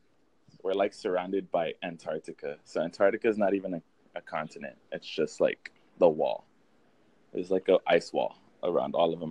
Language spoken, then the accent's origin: English; Texas, United States; I'm from Texas, bro.